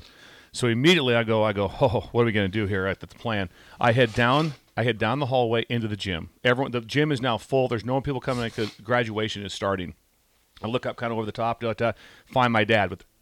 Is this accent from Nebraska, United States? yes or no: yes; Pender, Nebraska, United States; We're graduating from Pender High School.